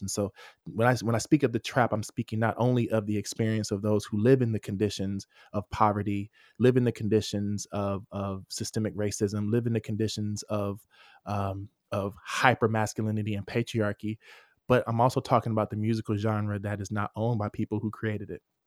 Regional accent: Atlanta, Georgia, United States; I'm from Atlanta, I'm from, I'm from the trap, right?

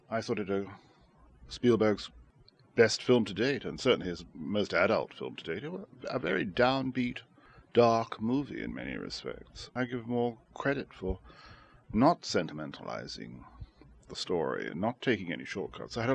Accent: Shanghai, China; I was born in Shanghai in 1930, and I was there when the Japanese invaded China in 1937

